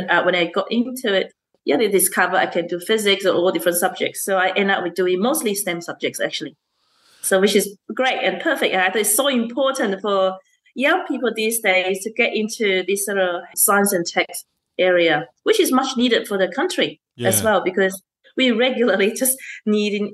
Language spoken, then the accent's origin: English; Malaysia; now in Australia; I grew up in Malaysia.